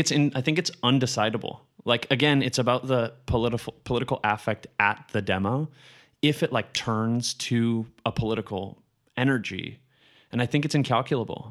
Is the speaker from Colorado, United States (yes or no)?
yes; Colorado, United States; I grew up in Colorado.